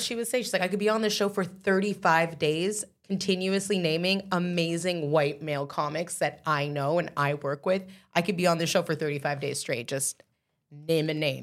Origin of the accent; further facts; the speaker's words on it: Canada; I'm talking about just being Canadian artists